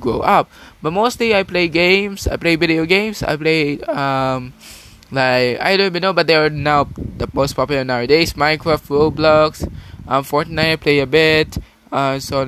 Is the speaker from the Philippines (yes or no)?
yes; Philippines; I was born in the Philippines